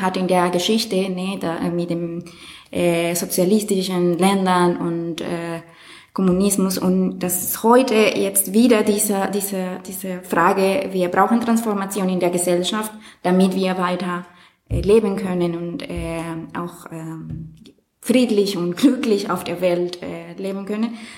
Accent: Colombia; German is a second language; moved away; ich komme aus Kolumbien ne, und aus einem Land, wo viel über ähm, diese äh, Revolution gesprochen wurde

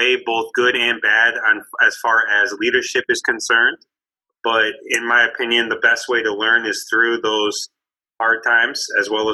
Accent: Canton, Michigan, United States; I'm from Canton, Michigan, which is 20 minutes west of Detroit

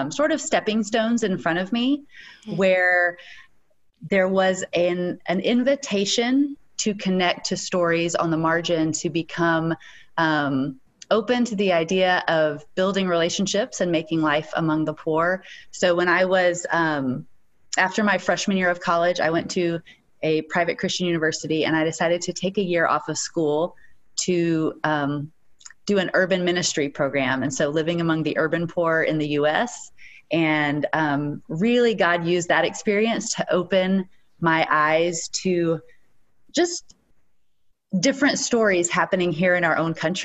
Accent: East Tennessee, United States; moved away as an adult; also born or lived in Los Angeles; I was born and raised in East Tennessee, and my dad was a pastor, and I grew up very much, very Southern

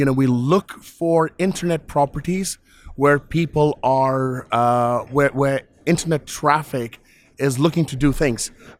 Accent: London, United Kingdom; I'm from London.

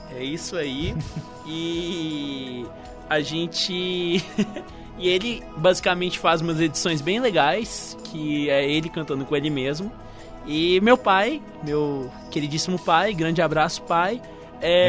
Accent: Patos de Minas, Minas Gerais, Brazil; nós dois somos de Patos de Minas, né? Uma cidade que assim, direto e reto não tinha muita coisa pra gente fazer.

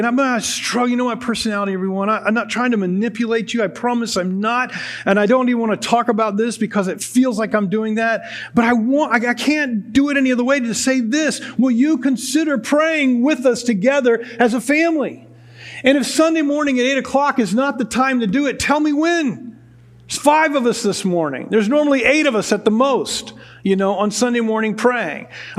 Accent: United States; We as American Western Christians

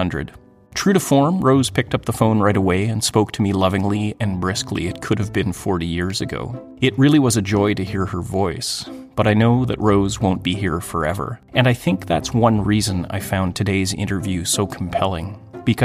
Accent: Thunder Bay, Ontario, Canada; I grew up in Canada, in a small city in northwestern Ontario in the 1970s and 80s

